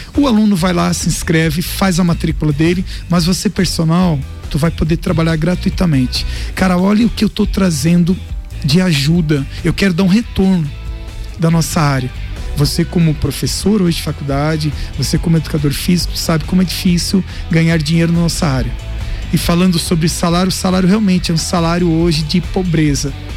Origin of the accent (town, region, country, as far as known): Lages, Santa Catarina, Brazil; born or raised there